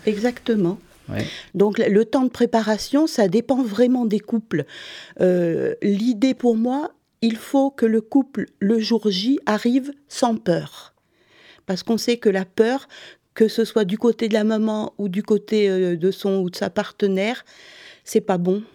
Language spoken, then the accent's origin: French; Montpellier, Occitania, France; moved away as an adult; also born or lived in Sweden; now in Stockholm, Sweden; je viens du sud, de Montpellier